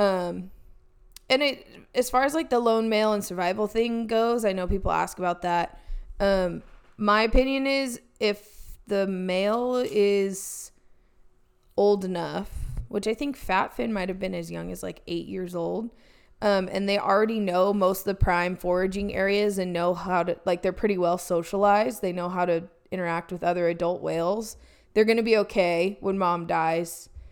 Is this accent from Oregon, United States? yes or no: yes; Oregon, United States; now in California, United States; growing up in Oregon